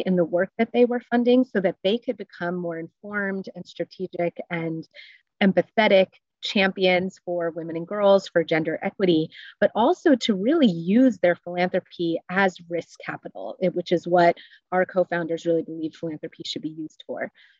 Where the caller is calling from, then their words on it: Washington, District of Columbia, United States; calling in from Washington, D.C. in the U.S.